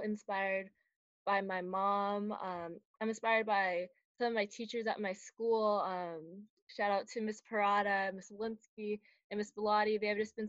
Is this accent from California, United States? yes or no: yes; Milpitas, California, United States; I'm from Milpitas, California, and I go to Milpitas High School.